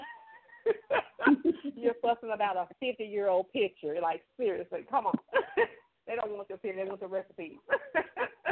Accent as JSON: {"language": "English", "region": "Texas", "country": "United States", "tie": "born or raised there", "moved": "yes", "lives_now": "Oklahoma, United States", "said": "I am originally from Texas. I reside in Oklahoma, but I'm, you know, born and raised in Texas"}